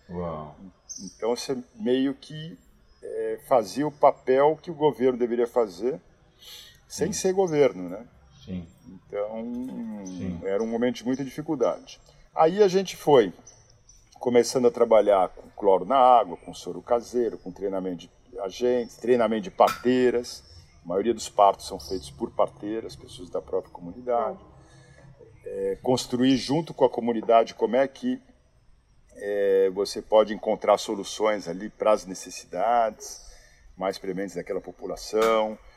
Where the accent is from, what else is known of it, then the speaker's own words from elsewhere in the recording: São Paulo, Brazil; moved away as an adult; now in Santarém, Brazil; eu sou de São Paulo, aí vim para ficar seis meses em Santarém